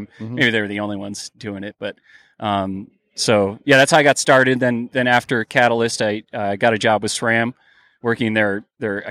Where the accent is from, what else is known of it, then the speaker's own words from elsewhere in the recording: Detroit, Michigan, United States; moved away as an adult; also born or lived in Boulder, Colorado; now in Denver, United States; Grew up in Detroit area, Michigan.